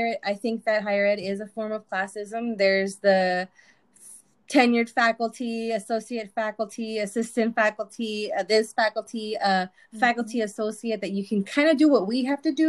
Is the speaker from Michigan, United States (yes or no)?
no; Imperial Valley, California, United States; also born or lived in Mexicali, Mexico; We're from a small town in the Imperial Valley, California. And I was born in Mexicali, raised in the valley.